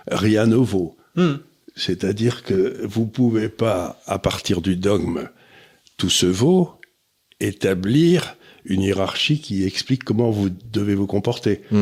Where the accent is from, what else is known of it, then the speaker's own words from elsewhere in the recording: Syria; born there; Ah, je suis né en Syrie, alors je connais.